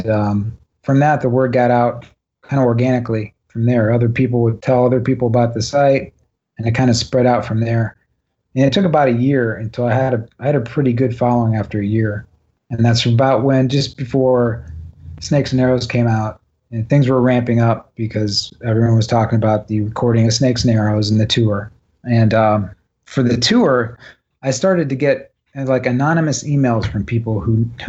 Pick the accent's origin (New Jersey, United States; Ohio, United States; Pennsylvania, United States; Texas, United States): Ohio, United States; Cleveland; we're from Cleveland